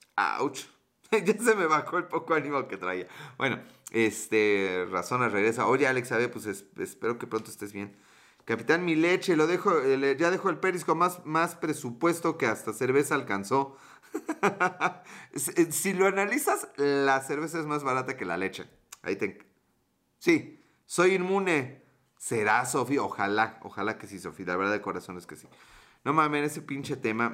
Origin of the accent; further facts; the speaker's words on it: Mexico; somos mexicanos